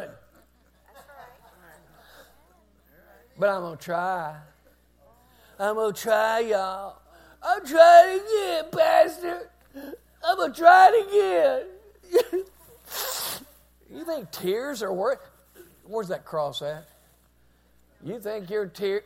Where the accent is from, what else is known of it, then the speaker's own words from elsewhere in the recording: United States; We're Americans